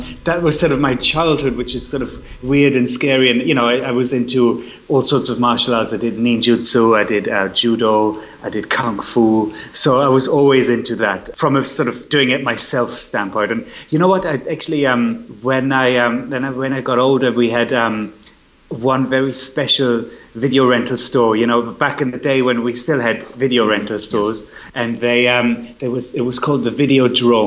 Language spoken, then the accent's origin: English; Berlin, Germany; now in London, United Kingdom; I grew up in Berlin when the wall was still up.